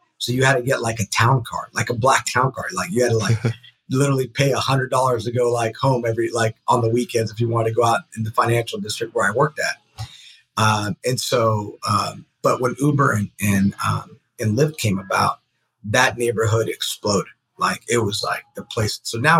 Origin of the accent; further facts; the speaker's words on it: San Francisco, California, United States; So originally from San Francisco, grew with San Francisco.